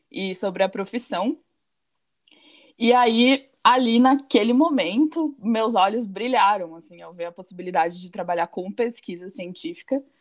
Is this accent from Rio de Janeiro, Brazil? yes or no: no; Pelotas, Rio Grande do Sul, Brazil; eu tenho 24 anos, eu também sou gaúcha e eu sou biotecnologista, me formei em 2017 pela Universidade Federal de Pelotas, na minha cidade natal.